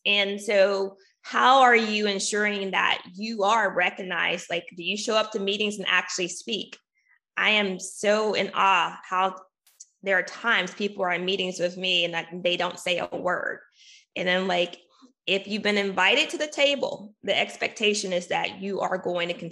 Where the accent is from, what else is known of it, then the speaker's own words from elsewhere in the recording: Arkansas, United States; my home state. I'm from Arkansas.